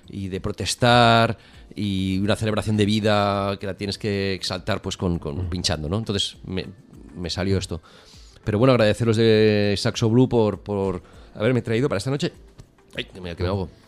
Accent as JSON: {"language": "Spanish", "town": "Barcelona", "region": "Catalonia", "country": "Spain", "said": "Soy de Barcelona. Soy de Barcelona."}